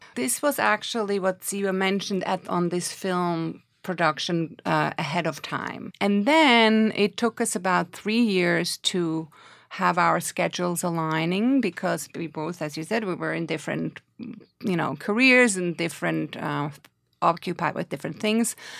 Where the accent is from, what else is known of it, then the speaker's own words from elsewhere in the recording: Switzerland; moved away as an adult; now in New York, United States; I'm originally from Switzerland and came to New York in nineteen eighty-six to study at N Y U.